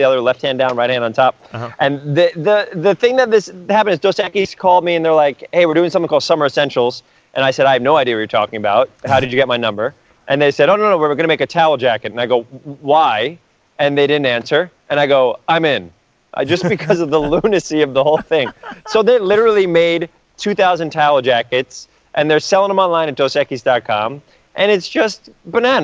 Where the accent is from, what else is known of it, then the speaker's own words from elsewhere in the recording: New York City, New York, United States; moved away as an adult; now in Los Angeles, United States; I'm a kid from Riverdale, and my parents are from the Bronx too